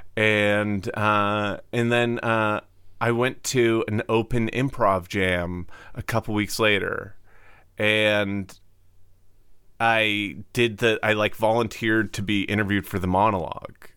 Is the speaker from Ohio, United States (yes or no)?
no; Cape Cod, Massachusetts, United States; I'm from Cape Cod